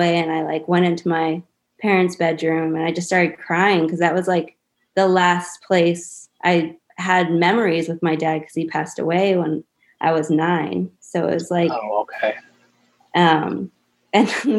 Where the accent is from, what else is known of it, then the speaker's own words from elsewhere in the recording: Dighton, Massachusetts, United States; also born or lived in West Springfield, Massachusetts / Greece; that's when we went to Dighton